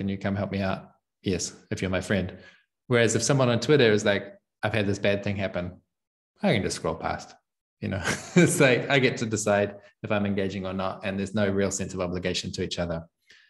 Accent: New Zealand; moved away as an adult; well, I'm from New Zealand, but it gets distorted by having spent most of the last 6 years outside of New Zealand. And I don't know how to do a proper New Zealand accent anymore.

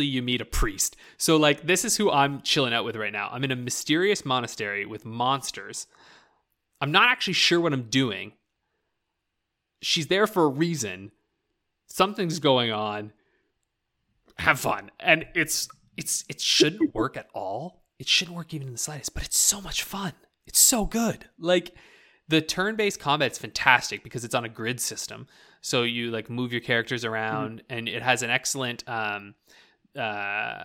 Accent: Canada; accent: rural Canadian ("byes"); here in Canada, when you go out into the boonies and you go out into like, you know, rural Canada, we have accents that you wouldn't even, you'd be like, what is this man saying? I mean, my accent growing up

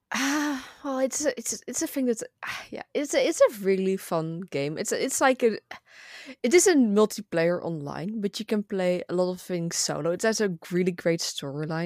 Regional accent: Netherlands; first language Dutch; English is a second language; I'm from the Netherlands

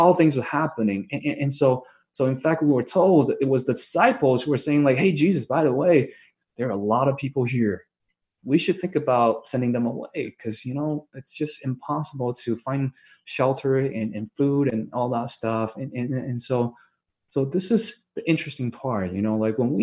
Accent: Vancouver, British Columbia, Canada; I'm from Vancouver

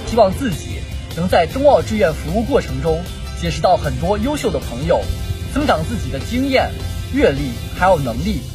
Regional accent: Handan, Hebei, China; 我来自河北邯郸

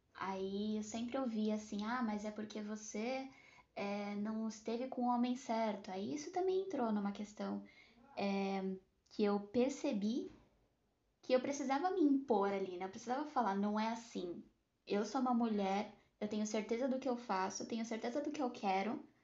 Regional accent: Santos, São Paulo, Brazil; eu sou natural de Santos

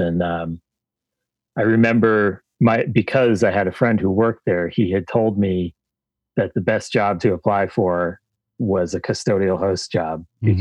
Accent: Massachusetts, United States; I grew up in Massachusetts

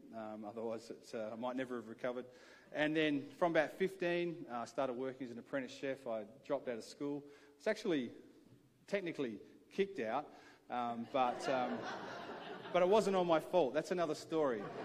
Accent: Adelaide, South Australia, Australia; I grew up here in Adelaide

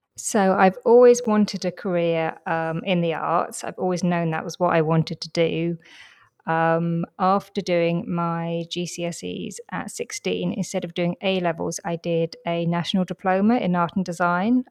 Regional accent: London, United Kingdom; I grew up in London

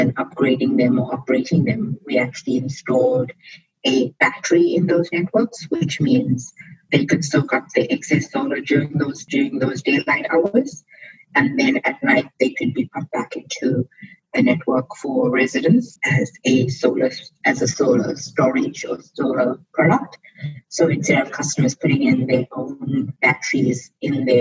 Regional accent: South Africa; also born or lived in India (descent); now in Australia; I'm South African by birth, Indian by descent, and I'm Australian by leap of faith

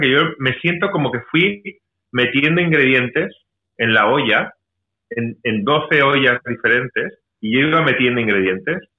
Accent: Mallorca, Balearic Islands, Spain; una cuenta pendiente que tenía con mi tierra, porque esto es aquí en Mallorca

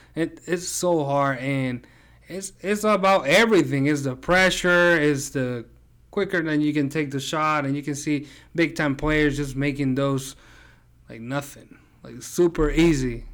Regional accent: Puerto Rico; I'm from Puerto Rico

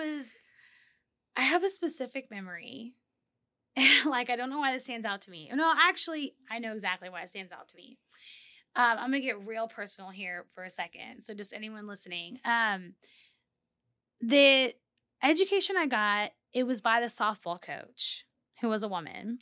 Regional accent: Corpus Christi, Texas, United States; I grew up in Texas, in South Texas, like okay. near the Corpus area.

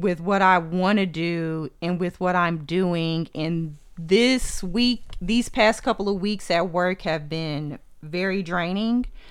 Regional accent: Texas, United States; I'm from Texas.

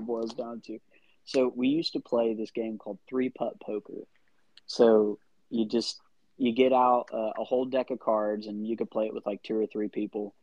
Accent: Midwest City, Oklahoma, United States; I'm from Midwest City.

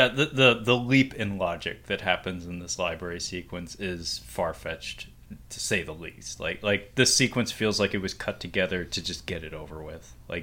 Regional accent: United States

